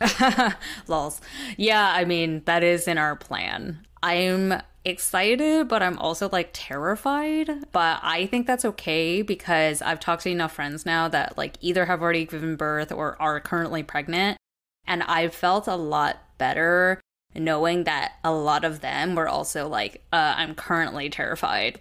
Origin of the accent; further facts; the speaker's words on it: Southern California, United States; moved away as an adult; moving back to Jesse and my hometown in Southern California